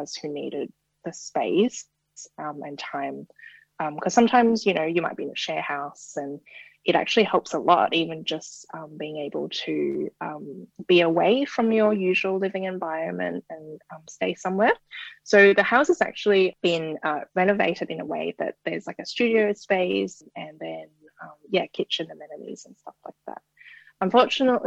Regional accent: Hong Kong; moved away as an adult; now in Australia; I was born and raised in Hong Kong and I lived there half my life and actually came here as an international student and sort of just stayed after

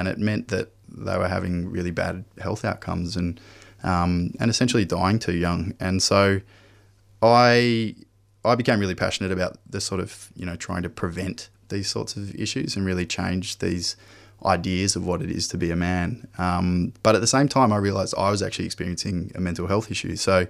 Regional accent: Perth, Western Australia, Australia; So I grew up in Perth, worked on farms and worked on factories, you know, largely blue collar work when I was younger

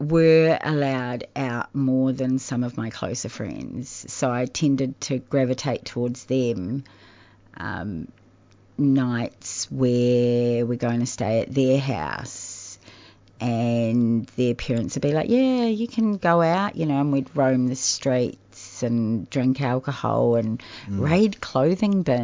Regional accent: New Zealand; moved away as an adult; now in Australia; I'm from New Zealand

